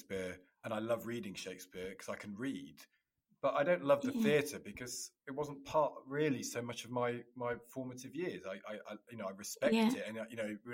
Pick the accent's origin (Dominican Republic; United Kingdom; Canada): United Kingdom; Loughborough, East Midlands; I grew up in the Midlands, in Loughborough